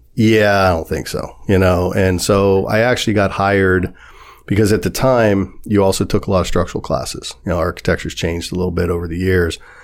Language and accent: English; Warren, Ohio, United States; moved away as an adult; also born or lived in New York City; I was born and raised in Warren, Ohio